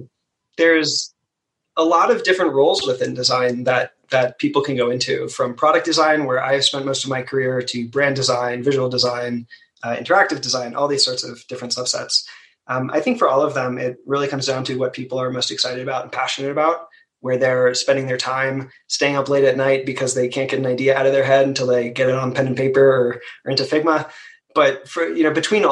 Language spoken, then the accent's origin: English; Maryland, United States; I'm from Maryland